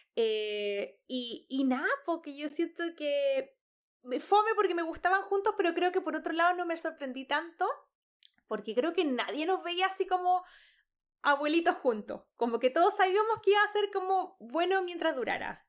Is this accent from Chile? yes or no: yes; Chile; creciendo en Chile